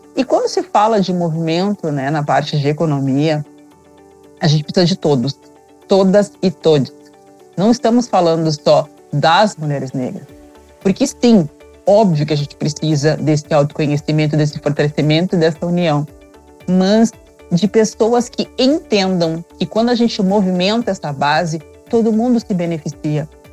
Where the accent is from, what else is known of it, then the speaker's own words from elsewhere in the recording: Cachoeira do Sul, Rio Grande do Sul, Brazil; now in Gramado, Brazil; eu sou do Rio Grande do Sul, sou de Cachoeira do Sul, porém eu tive muitas dificuldades quando eu vim morar aqui em Gramado